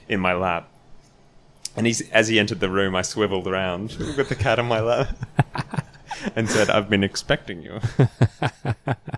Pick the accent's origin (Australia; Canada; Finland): Australia; moved away as an adult